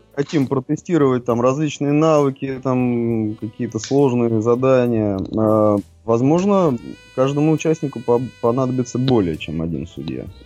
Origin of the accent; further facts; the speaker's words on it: Moscow, Russia; родился я в Москве